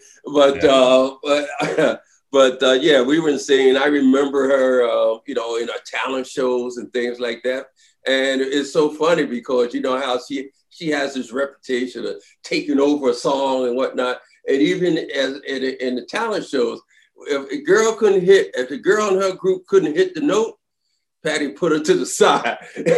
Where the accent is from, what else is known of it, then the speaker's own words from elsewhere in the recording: Philadelphia, Pennsylvania, United States; I'm from Philly.